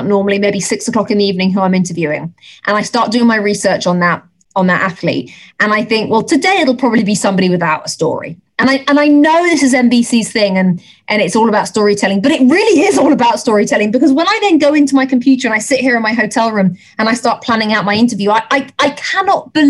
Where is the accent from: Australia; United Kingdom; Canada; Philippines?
United Kingdom; England; accent: English; moved away as an adult; now in United States; an English accent and to be accepted the way I have been accepted